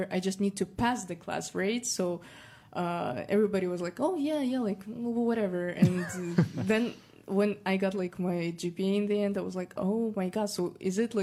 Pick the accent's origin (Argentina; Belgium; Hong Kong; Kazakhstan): Kazakhstan; accent: more Russian; English is a second language; now in United States